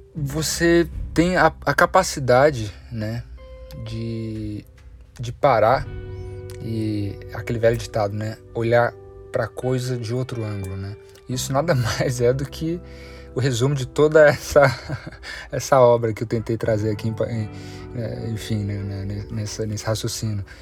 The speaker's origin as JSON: {"language": "Portuguese", "country": "Brazil", "tie": "born or raised there", "said": "cresci aqui na Serra da Mantiqueira"}